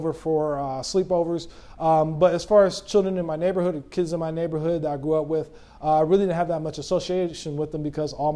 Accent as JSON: {"language": "English", "town": "Lansing", "region": "Michigan", "country": "United States", "tie": "born or raised there", "said": "I grew up at a Friendship Baptist Church back in Lansing, Michigan"}